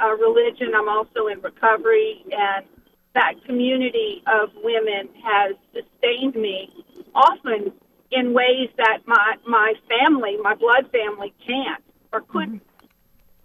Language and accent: English; Louisiana, United States; moved away as an adult; now in Memphis, United States; I'm a Cajun girl who moved to Memphis about 20 years ago. But, you know, part of the legacy of my Cajun heritage is a very, very deep friendship. And, you know, I grew up in a small bayou town